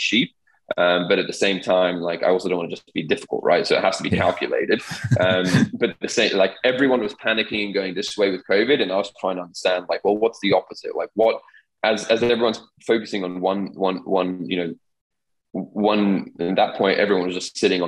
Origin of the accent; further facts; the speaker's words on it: Dubai, United Arab Emirates; growing up in the Middle East, growing up in Dubai, where change was ever present